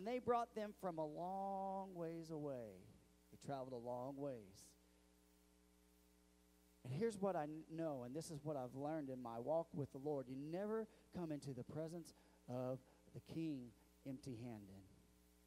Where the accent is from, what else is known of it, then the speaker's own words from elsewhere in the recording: Missouri, United States; I'm from Missouri